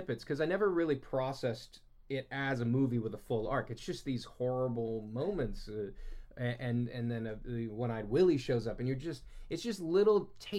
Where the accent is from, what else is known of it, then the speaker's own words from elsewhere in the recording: Martha's Vineyard, Massachusetts, United States; I grew up on Martha's Vineyard where Jaws was shot.